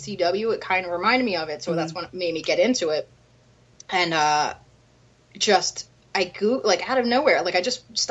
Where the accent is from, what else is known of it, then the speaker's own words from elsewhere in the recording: Philadelphia, Pennsylvania, United States; I'm from Philly